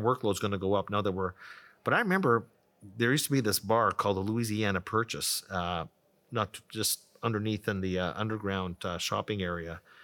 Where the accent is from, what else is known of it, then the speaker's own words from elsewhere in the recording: Ottawa, Ontario, Canada; also born or lived in Toronto; I grew up in Ottawa, went to University of Toronto, uh, for five years, came back to Ottawa